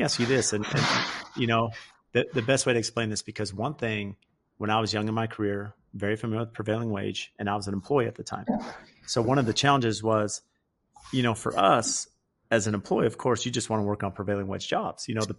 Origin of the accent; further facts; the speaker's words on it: California, United States; I grew up in California.